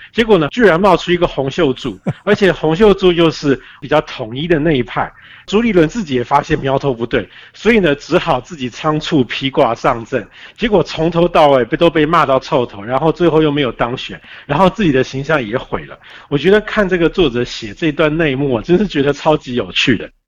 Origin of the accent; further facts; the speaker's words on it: Taiwan; 我们台湾人